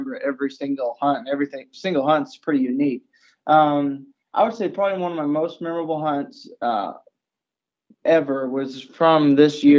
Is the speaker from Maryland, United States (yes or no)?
no; Arkansas, United States; now in Missouri, United States; now I live in Missouri. I was originally from Arkansas